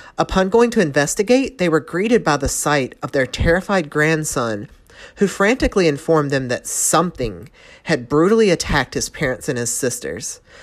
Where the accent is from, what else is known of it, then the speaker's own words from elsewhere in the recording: North Carolina, United States; accent: Southern; moved away as an adult; I'm a Southern Belle. I was born and raised in North Carolina. Uh, lived there for the first twenty-five, twenty-six, twenty-seven ye, ish years of my life